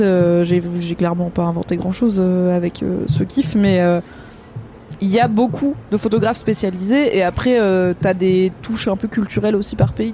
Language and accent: French; Drôme, Auvergne-Rhône-Alpes, France; j'ai grandi dans la Drôme au sud de Lyon